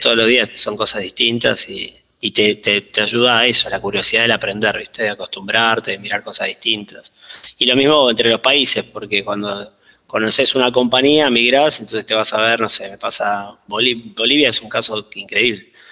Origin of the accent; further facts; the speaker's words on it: Argentina; moved away as an adult; now in Lima, Peru; me fui, no, fui eligiendo no volver